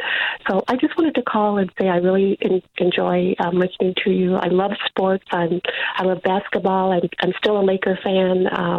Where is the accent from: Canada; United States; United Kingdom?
United States; South Bend, Indiana; also born or lived in Gardena, California; now in Florida, United States; I had 7 brothers. I grew up in South Bend